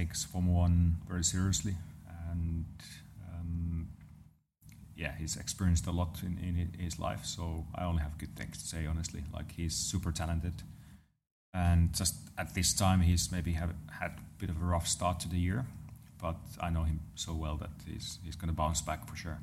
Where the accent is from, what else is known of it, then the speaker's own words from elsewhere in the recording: Lahti, Päijät-Häme, Finland; Around my hometown, there's those roads that are just meant to be driven fast. So nice. So around Lahti area in Finland